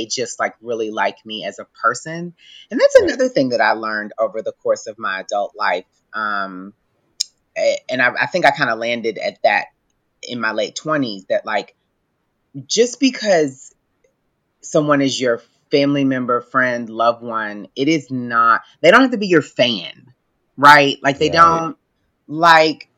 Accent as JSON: {"language": "English", "town": "Louisville", "region": "Kentucky", "country": "United States", "tie": "born or raised there", "said": "my hometown Louisville"}